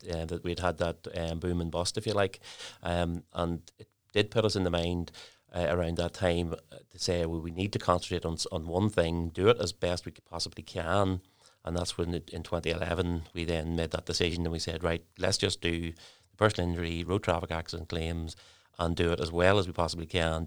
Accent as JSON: {"language": "English", "town": "Lurgan", "region": "Northern Ireland", "country": "United Kingdom", "moved": "as an adult", "lives_now": "Newry, United Kingdom", "said": "originally I'm from Largan in County Armagh."}